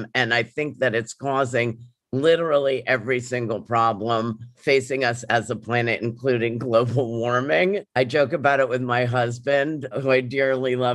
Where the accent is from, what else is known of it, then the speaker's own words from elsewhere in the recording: New York City, New York, United States; I grew up in New York City